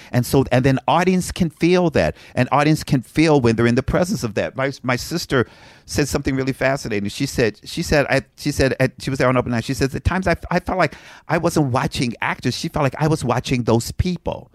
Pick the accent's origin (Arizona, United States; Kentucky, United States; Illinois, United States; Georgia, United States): Kentucky, United States; Frankfort; moved away; I'm from Frankfort, Kentucky